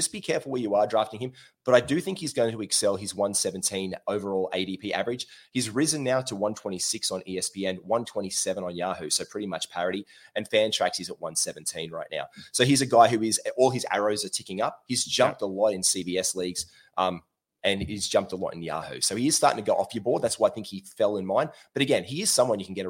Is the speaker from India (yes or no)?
no; Australia; as an Australian bloke